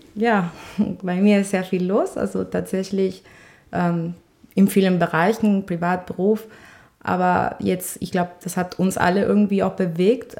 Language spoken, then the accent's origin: German; Colombia; German is a second language; moved away as an adult; now in Düsseldorf, Germany; Ich komme ja nämlich aus Kolumbien